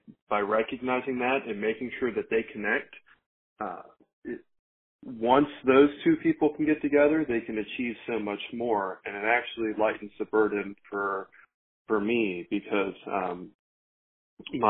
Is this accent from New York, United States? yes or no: no; Roanoke, Virginia, United States; I'm from Roanoke, Virginia. I was born here, and I've spent pretty much my entire life here.